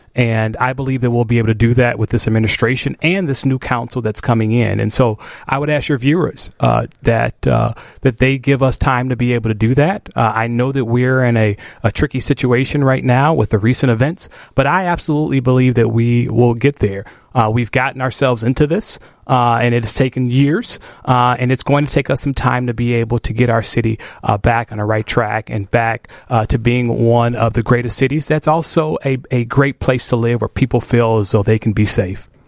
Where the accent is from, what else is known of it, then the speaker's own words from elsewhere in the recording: Chicago, Illinois, United States; I grew up in Chatham, so I grew up in the city of Chicago